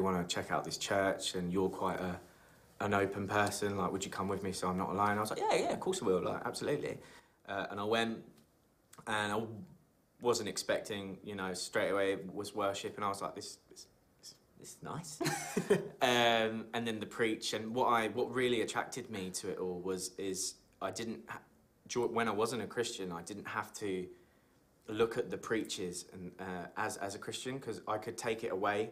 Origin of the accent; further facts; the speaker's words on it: Huntingdon, East of England, United Kingdom; I'm from Huntingdon.